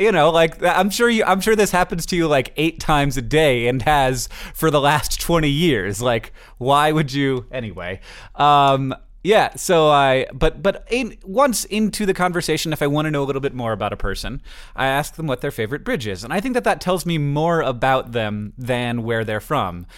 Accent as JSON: {"language": "English", "region": "Florida", "country": "United States", "tie": "born or raised there", "moved": "as an adult", "lives_now": "Montana, United States", "said": "I live in Montana and I say that I'm from Florida. For me, I was, I lived in Florida until I was, you know, I, I, through my entire youngness."}